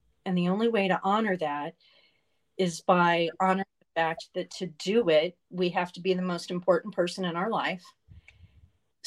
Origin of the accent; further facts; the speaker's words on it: Atlanta, Georgia, United States; I grew up in Atlanta during a time of great change